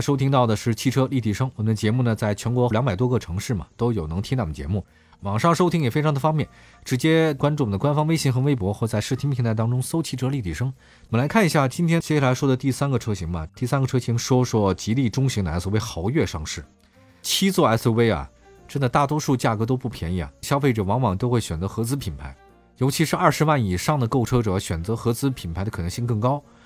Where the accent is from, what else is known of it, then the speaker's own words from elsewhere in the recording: Beijing, China; 因为我是北京人